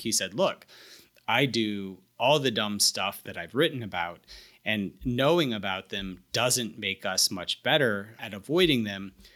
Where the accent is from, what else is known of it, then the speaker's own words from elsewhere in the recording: the American South, United States; I, I'm a Southerner